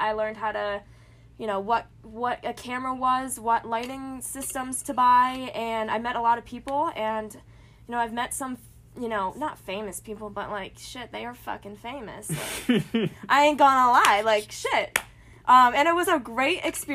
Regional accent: Lancaster, Pennsylvania, United States; also born or lived in New Jersey; I live in Lancaster, Pennsylvania. I moved from Jersey

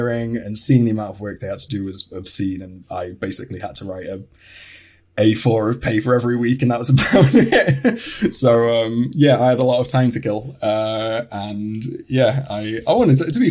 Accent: United Kingdom; I am a British animator

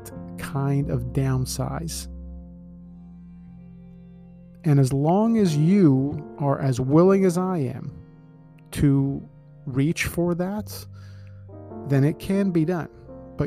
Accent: Scarborough, Ontario, Canada; I grew up in Scarborough

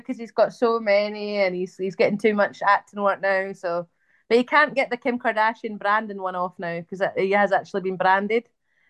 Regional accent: Scotland, United Kingdom; I tell people I'm Scottish. I don't, I would never ever say I was British, not in a million years.

